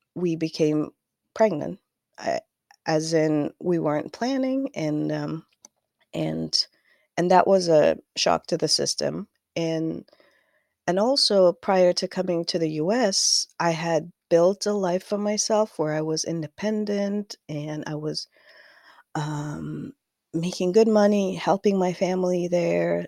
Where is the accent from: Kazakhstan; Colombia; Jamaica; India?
Kazakhstan; moved away as an adult; now in United States; I am from Kazakhstan. Uh, m, I moved to the U S in two thousand thirteen